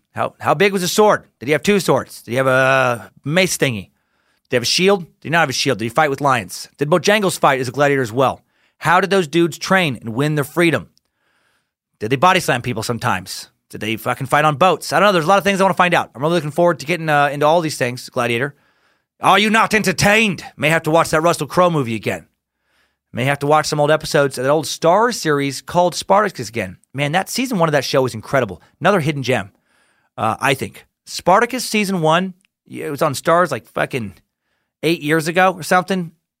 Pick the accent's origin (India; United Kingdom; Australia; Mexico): Mexico; now in United States; I am an immigrant from Mexico, and after 26 years, I just became a legal permanent resident of the United States.